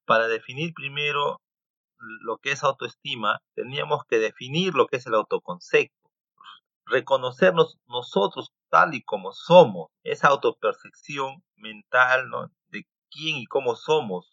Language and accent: Spanish; Peru; soy peruano